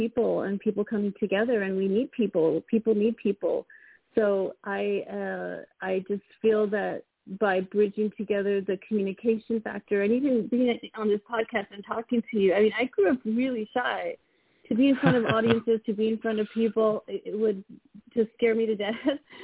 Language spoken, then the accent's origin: English; El Paso, Texas, United States; moved away as an adult; now in California, United States; I grew up in El Paso, Texas